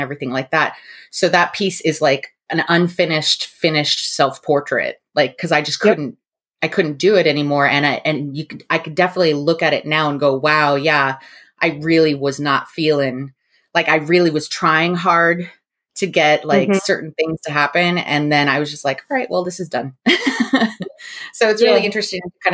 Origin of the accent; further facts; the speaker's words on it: New Mexico, United States; I grew up in New Mexico.